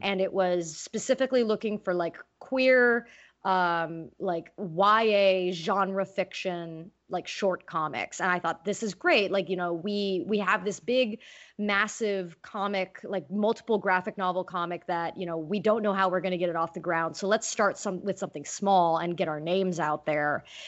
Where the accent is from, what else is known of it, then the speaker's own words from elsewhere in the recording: California, United States; growing up in California